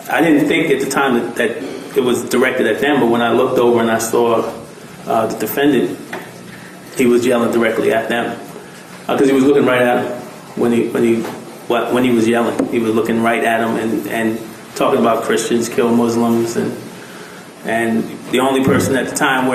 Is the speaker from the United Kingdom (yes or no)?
no; New York City, New York, United States; moved away; I grew up in Brooklyn, New York